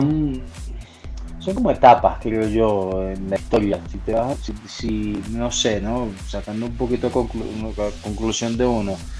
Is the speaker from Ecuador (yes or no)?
no; Venezuela; moved away as an adult; also born or lived in Spain; now in Mexico City, Mexico; soy nacido en España, criado en Venezuela. Hace 10 años que ya vivo aquí en la Ciudad de México